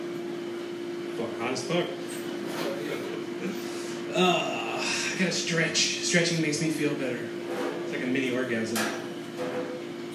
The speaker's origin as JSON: {"language": "English", "region": "New York", "country": "United States", "moved": "yes", "lives_now": "San Francisco, United States", "said": "I'm from New York"}